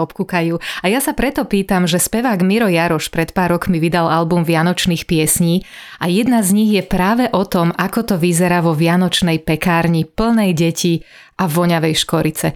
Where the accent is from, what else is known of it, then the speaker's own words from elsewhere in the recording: western Slovakia, Slovakia; ja som zo západu Slovenska